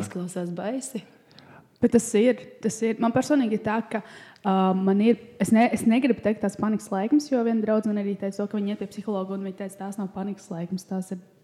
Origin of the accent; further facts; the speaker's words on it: Latvia; mēs esam latvieši